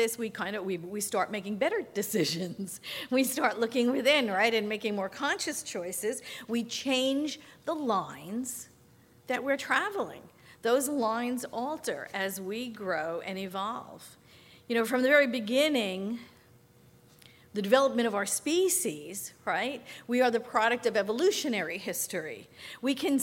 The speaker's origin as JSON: {"language": "English", "region": "New York", "country": "United States", "tie": "born or raised there", "first_language": "English", "said": "I grew up in New York. I spoke English"}